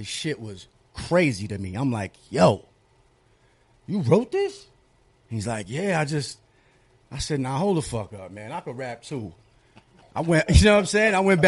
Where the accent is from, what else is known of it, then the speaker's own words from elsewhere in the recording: New York City, New York, United States; I'm from Astoria